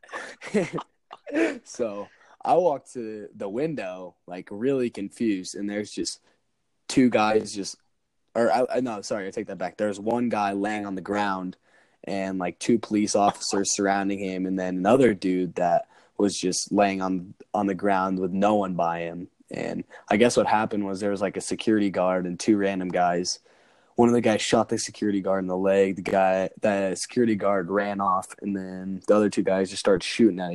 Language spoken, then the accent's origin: English; Highlands Ranch, Colorado, United States; someone who's born and raised in Highlands Ranch, Colorado